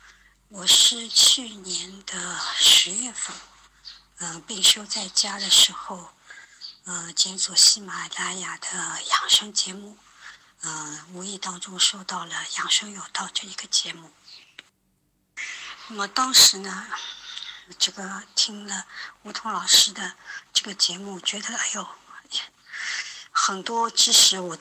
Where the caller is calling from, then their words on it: Shanghai, China; 我是来自上海的一位听友